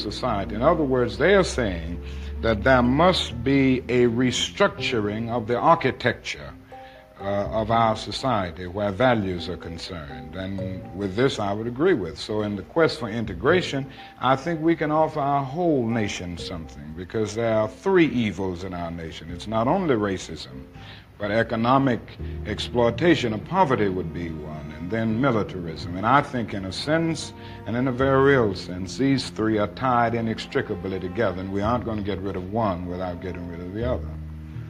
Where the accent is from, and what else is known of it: United States